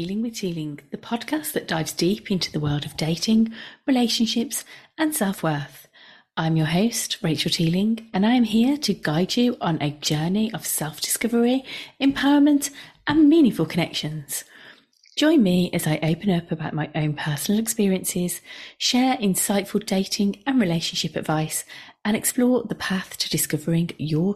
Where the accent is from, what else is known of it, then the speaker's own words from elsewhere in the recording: the Midlands, England, United Kingdom; accent: Midlands; I live in the Midlands, if you hadn't already guessed by my accent